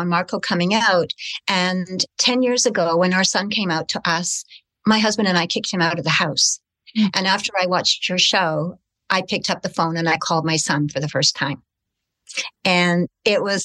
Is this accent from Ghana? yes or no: no; Canada; also born or lived in United Kingdom; in 1956, we had arrived in Canada as British immigrants